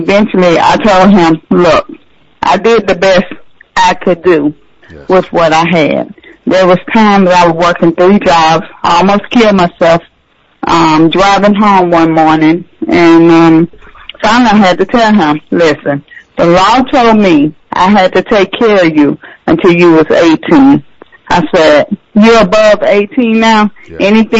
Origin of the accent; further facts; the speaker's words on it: Augusta, Georgia, United States; moved away as an adult; now in Savannah, United States; I'm originally from Augusta. I moved to Savannah, away from everybody.